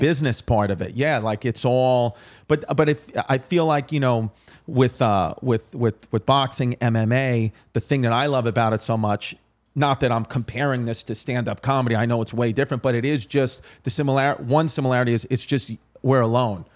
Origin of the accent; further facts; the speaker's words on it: New York City, New York, United States; also born or lived in Staten Island; I was raised in Ridgewood, Queens, like Queens, Brooklyn.